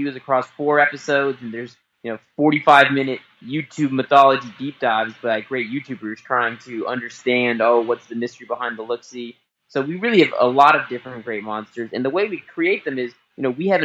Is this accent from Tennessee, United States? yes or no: no; Los Angeles, California, United States; I grew up in Los Angeles.